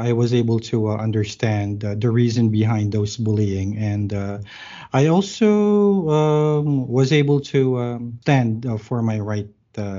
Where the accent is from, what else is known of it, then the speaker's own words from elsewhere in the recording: Manila, Metro Manila, Philippines; moved away as an adult; now in Bacolod, Philippines; I grew up in Manila